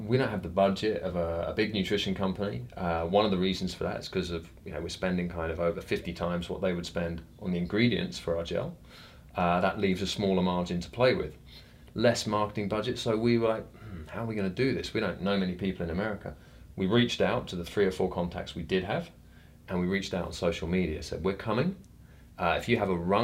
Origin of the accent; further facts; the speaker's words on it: London, United Kingdom; I'm a rare thing in London. I'm actually born in London, live in London.